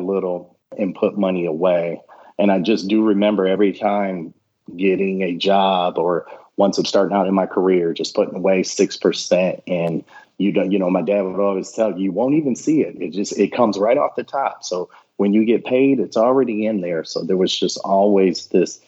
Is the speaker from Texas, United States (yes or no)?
no; Michigan, United States; moved away; I'm a guy from Michigan.